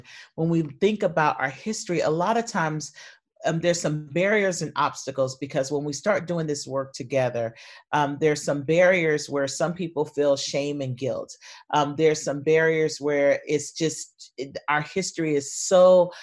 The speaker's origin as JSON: {"language": "English", "region": "North Carolina", "country": "United States", "also_born_or_lived": "Austin, Texas", "moved": "as an adult", "lives_now": "Atlanta, United States", "said": "I'm originally from North Carolina, and I moved to Atlanta right after college"}